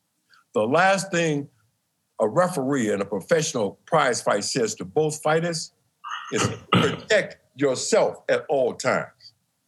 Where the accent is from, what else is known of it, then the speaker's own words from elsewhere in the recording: Milwaukee, Wisconsin, United States; my hometown, Lewis, Milwaukee, Wisconsin